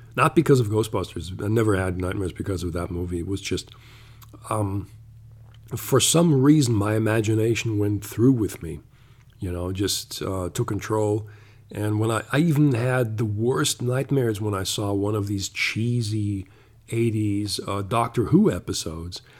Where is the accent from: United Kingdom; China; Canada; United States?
Canada; moved away; also born or lived in Germany; I was born in Germany, but I grew up uh, for six years in Canada